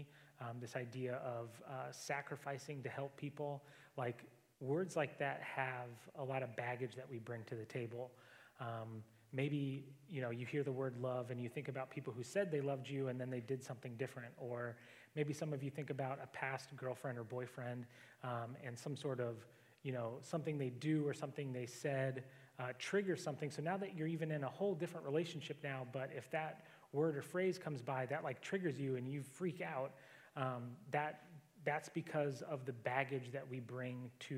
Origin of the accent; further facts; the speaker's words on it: Alaska, United States; I grew up in Alaska, so not tons of people